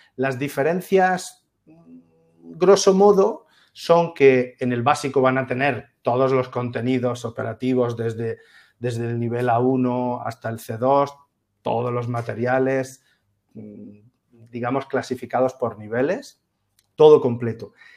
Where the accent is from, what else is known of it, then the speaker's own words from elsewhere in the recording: Úbeda, Andalusia, Spain; soy de Úbeda, soy una ciudad de provincias maravillosa, fantástica, es mi ciudad para siempre.